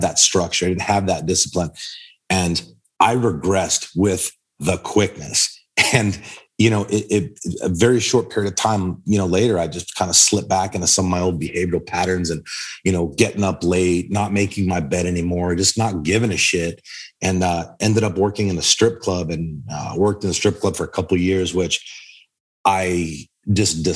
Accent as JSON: {"language": "English", "town": "Boston", "region": "Massachusetts", "country": "United States", "tie": "born or raised there", "said": "I'm from Boston, born and raised"}